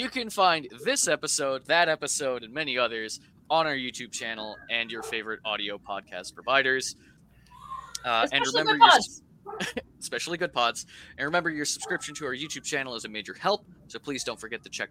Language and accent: English; New York, United States; now in Juneau, United States; the population of the place I'm in is just a smidge higher than my hometown in New York